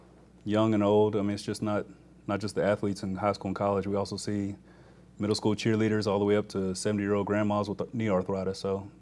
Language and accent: English; Dallas, Texas, United States; moved away as an adult; also born or lived in Nashville, Tennessee; now in Alabama, United States; I'm originally from Dallas, Texas. I came to Alabama where I did undergraduate. Then I went to Nashville where I did medical school and residency. I came down here in 2013 and 14 to do my sports medicine fellowship